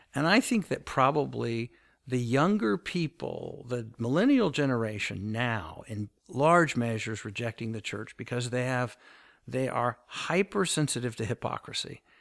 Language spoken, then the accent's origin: English; United States; the church that I grew up with in the United States